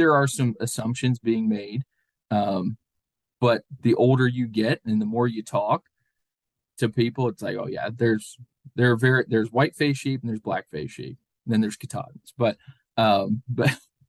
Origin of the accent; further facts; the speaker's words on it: Central Ohio, United States; moved away; also born or lived in Pennsylvania; growing up in Central Ohio